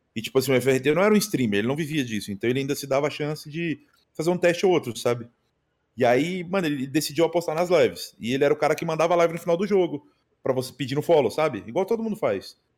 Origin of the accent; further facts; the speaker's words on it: Uberlândia, Minas Gerais, Brazil; moved away; also born or lived in Pará; Quando eu voltei para Uberlândia de novo, que é a minha cidade natal